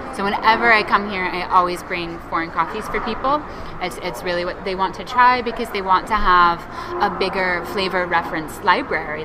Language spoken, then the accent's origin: English; Seattle, Washington, United States; moved away as an adult; also born or lived in England; now in Brazil; my, my hometown, Seattle